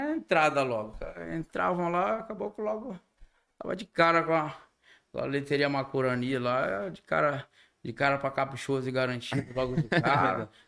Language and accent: Portuguese; Parintins, Amazonas, Brazil; eu sou, sou de lá